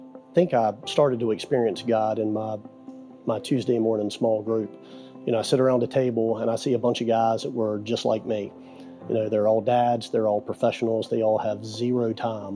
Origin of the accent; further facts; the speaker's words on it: Eastern North Carolina, United States; moved away as an adult; now in Tampa, United States; I'm from Eastern North Carolina, moved to Tampa 10 years ago